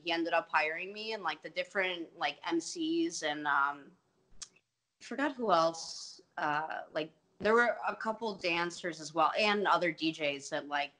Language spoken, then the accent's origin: English; Glenview, Illinois, United States; I'm from the north suburbs of Glenview